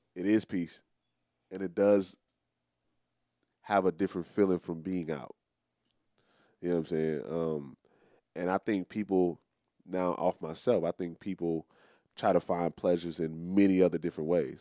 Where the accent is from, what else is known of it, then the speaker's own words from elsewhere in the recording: United States; I am an American. It's on, it's, it's on my, it's on my birth certificate